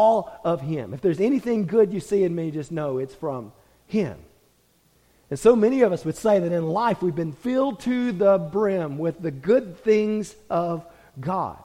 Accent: United States; we as American Christians

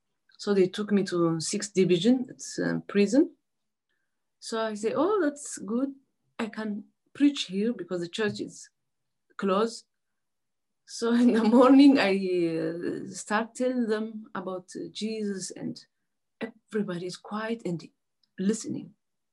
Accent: Asmara, Maekel, Eritrea; I'm from Eritrea, Asmara.

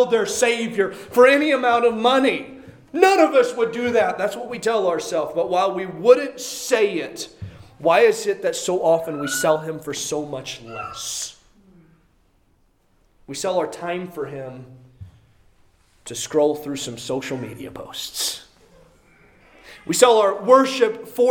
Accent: Midwest, United States; born or raised there; moved away

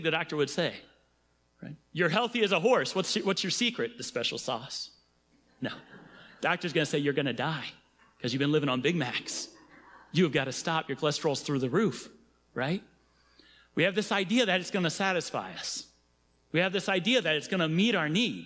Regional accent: Cincinnati, Ohio, United States; I'm from Cincinnati

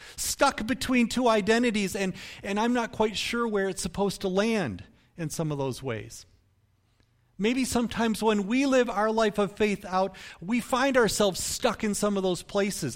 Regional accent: Michigan, United States; even though I've lived in some different places around the country, I, I was born here in Michigan

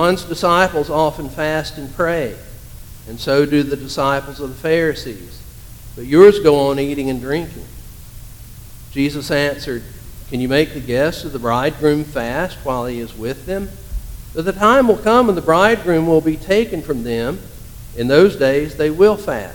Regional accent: Hendersonville, North Carolina, United States; My hometown is Hendersonville, North Carolina

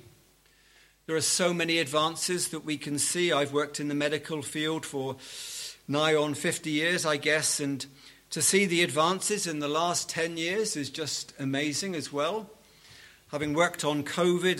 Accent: Liverpool, North West England, United Kingdom; I come from Liverpool

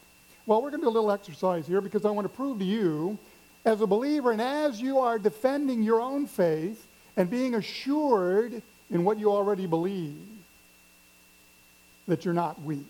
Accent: Missouri, United States; I'm from the Midwest, grew up in Missouri, never been to the coast till I was an adult.

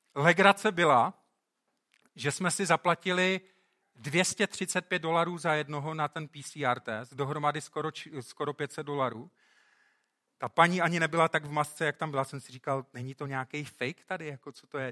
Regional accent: Czechia; moved away; My jsme, v tomhle jsme teda hodně dopředu, jako Češi

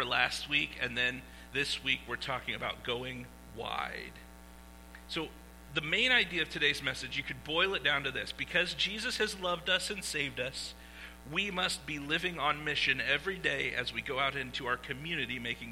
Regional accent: Iowa, United States; I am from Iowa, okay, where it was filmed.

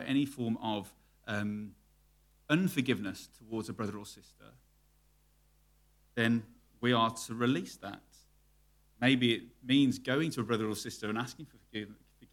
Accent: United Kingdom; Me, being very British

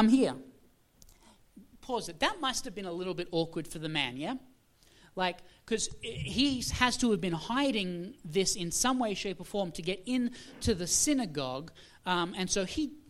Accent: Australia; moved away; I am originally from Australia

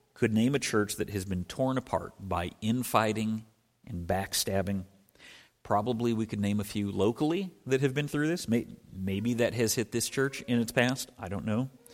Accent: Scotland, United Kingdom; moved away; I was born in Scotland, was born on the coast of Scotland

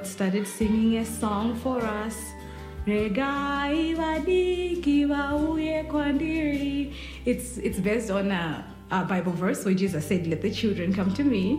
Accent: Zimbabwe; I'm from Zimbabwe. It's a little country in the southern part of Africa.

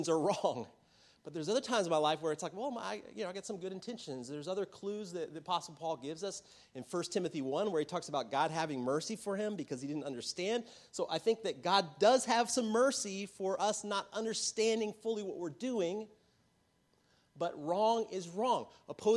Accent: United States; growing up as an American in the church as a kid

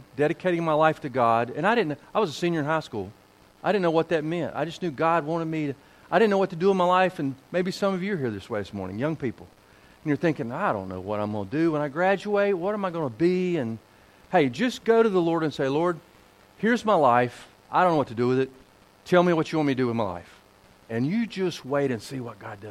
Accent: Kernersville, North Carolina, United States; moved away; I'm a Tar Heel, born down there, raised down there

